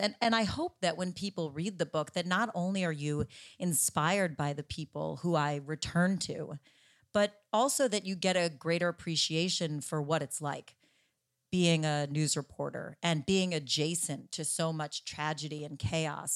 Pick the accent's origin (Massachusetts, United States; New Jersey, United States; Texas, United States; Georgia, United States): New Jersey, United States; my home state of New Jersey